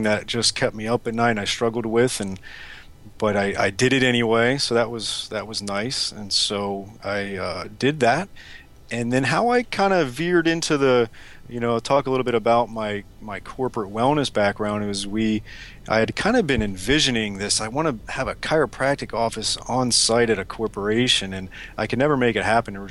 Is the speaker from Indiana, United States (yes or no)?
no; South Florida, United States; also born or lived in St. Louis; I'm from South Florida originally and was an athlete growing up